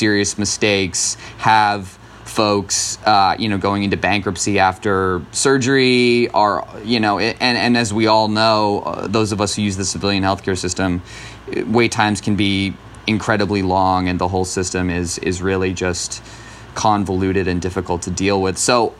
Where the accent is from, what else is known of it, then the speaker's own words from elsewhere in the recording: Vermont, United States; moved away; I'm from Vermont originally